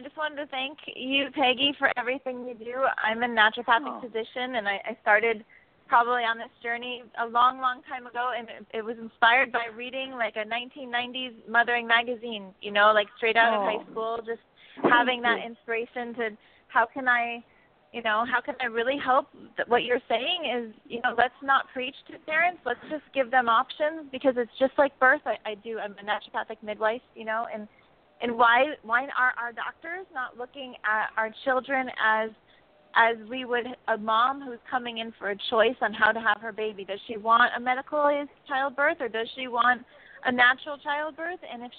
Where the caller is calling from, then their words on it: North Shore of Kauai, Hawaii, United States; I'm calling right now from the North Shore of Hawaii. Kauai is actually the island.